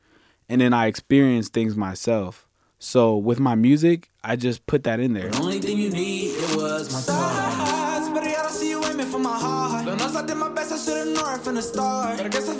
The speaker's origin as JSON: {"language": "English", "country": "United States", "tie": "born or raised there", "also_born_or_lived": "Zambia / Rwanda / Columbus", "said": "I grew up in America, but I have roots in Africa."}